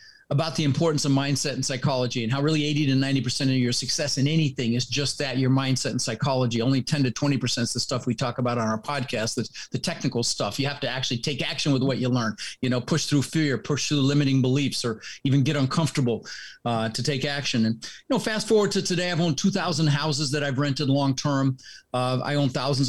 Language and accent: English; Denver, Colorado, United States; also born or lived in Netherlands; Ended up in Denver, Colorado